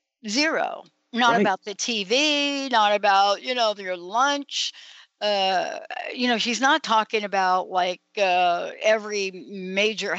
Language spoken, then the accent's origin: English; New York, United States; I'm from New York, and I used to spend a lot of time in the West Village